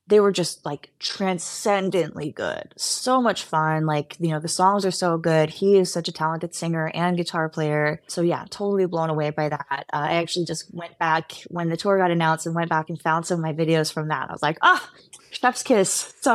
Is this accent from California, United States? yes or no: yes; Los Angeles, California, United States; I'm from the Valley in LA.